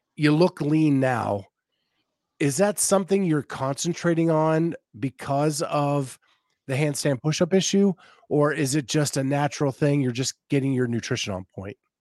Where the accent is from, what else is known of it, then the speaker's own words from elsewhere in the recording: Western Pennsylvania, United States; now in Northern Florida, United States; grew up in Western Pennsylvania, I moved to uh, Northern Florida